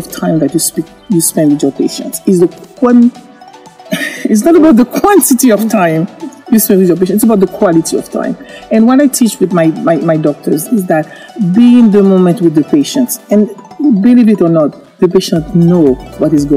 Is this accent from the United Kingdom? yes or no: no; Haiti; moved away; I'm originally from Haiti